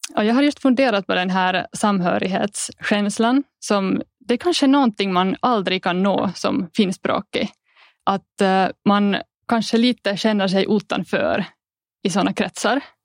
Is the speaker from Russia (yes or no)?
no; Lahti, Päijät-Häme, Finland; first language Finnish; Swedish is a second language; Mitt hemspråk har alltid varit finska och jag har gått skolan på finska i Lahtis